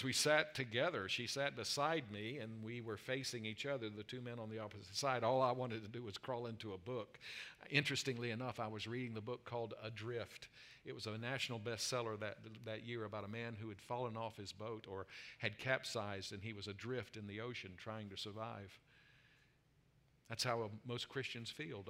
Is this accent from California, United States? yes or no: no; South Carolina, United States; moved away; I'm from South Carolina